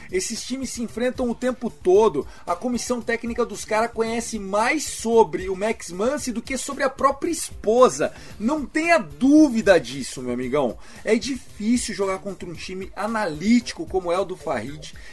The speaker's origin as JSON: {"language": "Portuguese", "region": "Minas Gerais", "country": "Brazil", "said": "E a gente é Mineiro"}